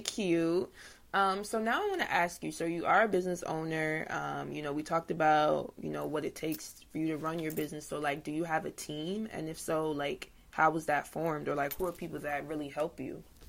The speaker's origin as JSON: {"language": "English", "region": "New Jersey", "country": "United States", "said": "I'm from Jersey"}